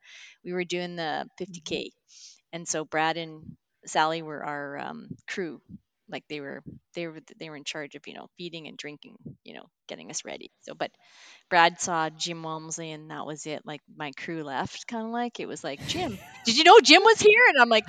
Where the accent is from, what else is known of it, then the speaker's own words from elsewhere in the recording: Canada; I'm from Canada.